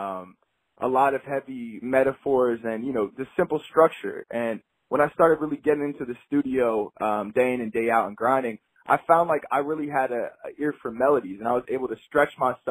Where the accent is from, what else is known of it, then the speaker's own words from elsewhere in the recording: Newtown, Pennsylvania, United States; I am from a suburb of Philadelphia. I live probably 20 minutes away. It's called Newtown. It's in Bucks County. Definitely a suburbs kid.